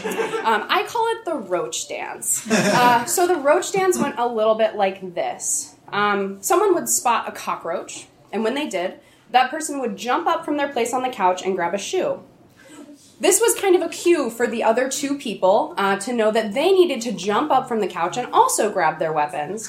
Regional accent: Atlanta, Georgia, United States; I grew up in Atlanta, Georgia

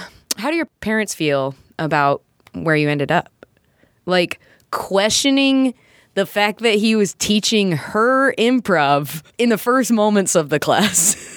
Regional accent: South Carolina, United States; I grew up in South Carolina

